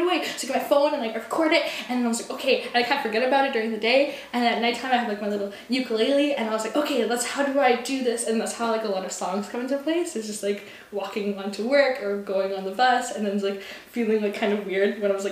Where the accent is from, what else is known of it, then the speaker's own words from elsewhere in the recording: Victoria, British Columbia, Canada; I'm a songwriter from Victoria, BC, born and raised